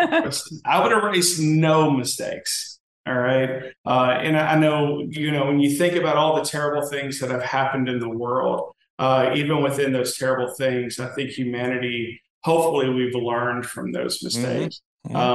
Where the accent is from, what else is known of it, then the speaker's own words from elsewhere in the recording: South Louisiana, United States; I'm Cajun by descent. So we're all from Louisiana, South Louisiana.